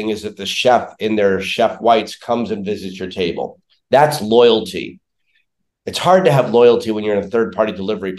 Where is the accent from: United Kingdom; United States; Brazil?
United States; New York City, New York; moved away as an adult; now in Chicago, United States; originally born and raised in New York City